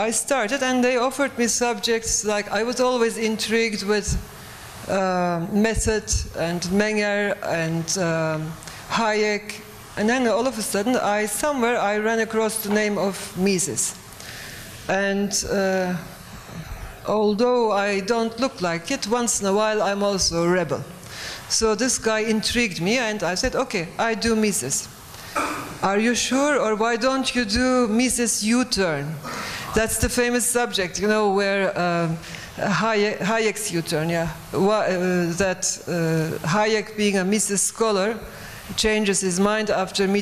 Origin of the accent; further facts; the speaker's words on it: Turkey; I'm coming from Turkey